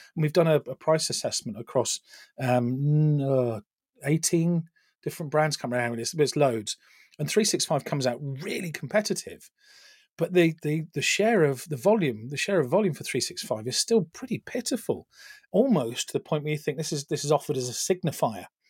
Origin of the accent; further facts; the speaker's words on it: United Kingdom; we Brits, I'm the Brit